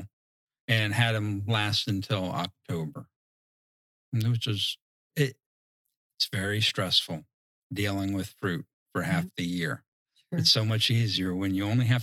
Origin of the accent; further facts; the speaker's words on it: Southeast Virginia, United States; moved away; I grew up in Southeast Virginia